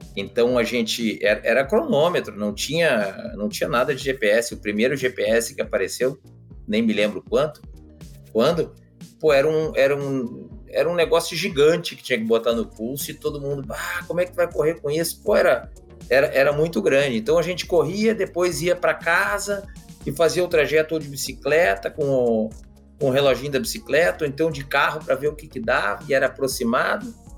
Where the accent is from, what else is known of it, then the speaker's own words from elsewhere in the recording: Porto Alegre, Rio Grande do Sul, Brazil; que nem a gente diz lá no, no, Rio Grande do Sul, porque afinal de contas eu sou de, de Porto Alegre